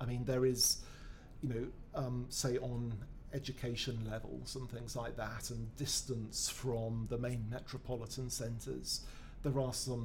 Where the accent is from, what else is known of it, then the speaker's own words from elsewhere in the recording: United Kingdom; we're British